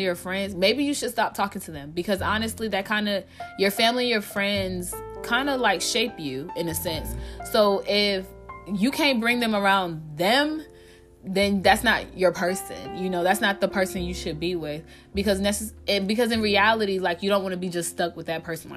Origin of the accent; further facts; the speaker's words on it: Georgia, United States; moved away; also born or lived in Montgomery County, Maryland; I grew up in Maryland, but I was raised in Georgia